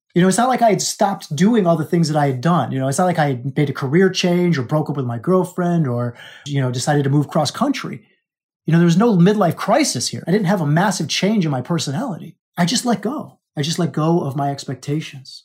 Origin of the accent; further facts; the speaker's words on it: Alaska, United States; I was born in Alaska